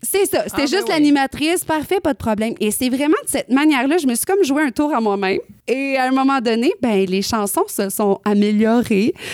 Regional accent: northern Quebec, Canada; moved away as an adult; là où j'ai grandi dans le nord du Québec

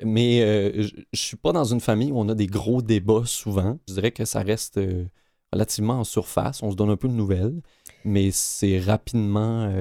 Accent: Quebec, Canada; moved away; j'ai grandi au Lac-Saint-Jean.

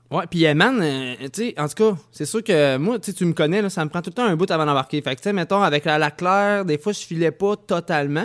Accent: Saint-Nicolas, Quebec, Canada; je viens de Saint-Nicolas

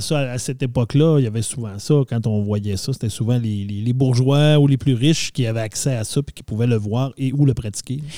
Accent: Quebec, Canada; on vient du Canada, Québec, euh, du Nord.

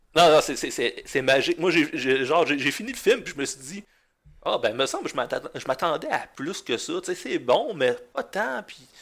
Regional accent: Gaspé, Quebec, Canada; moved away as an adult; also born or lived in Chandler / Sainte-Anne-des-Monts; j'ai grandi en Gaspésie

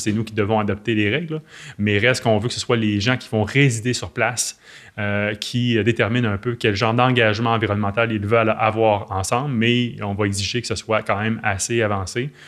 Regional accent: L'Anse-Saint-Jean, Quebec, Canada; now in Petit-Saguenay, Canada; je ne suis pas natif de Petit-Saguenay, je suis né à Lens-Saint-Jean, qui est le village voisin

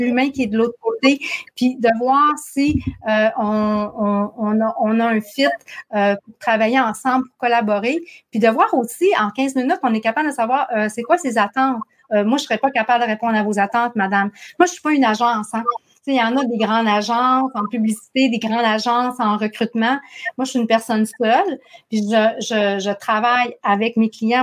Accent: Saguenay, Quebec, Canada; accent: Saguenay; mon accent du Saguenay

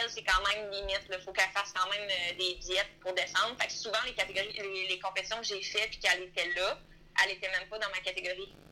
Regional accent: Quebec, Canada; Quand on est beaucoup de Québécois ensemble aussi

